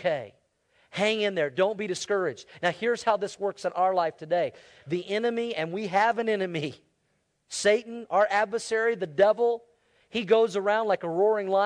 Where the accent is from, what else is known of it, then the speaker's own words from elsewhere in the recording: United States; us as American Christians